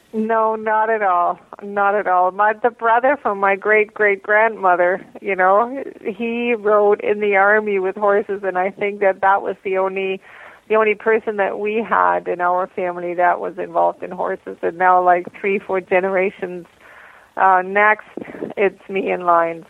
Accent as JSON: {"language": "English", "region": "Bavaria", "country": "Germany", "tie": "born or raised there", "also_born_or_lived": "Columbus, Georgia, United States / Hamilton, Canada / Hagersville, Canada", "moved": "as an adult", "lives_now": "Canada", "said": "my mother moved back to Germany when I was about three years old and then I grew up in Germany and different parts of Germany and in Bavaria and Unterfranken"}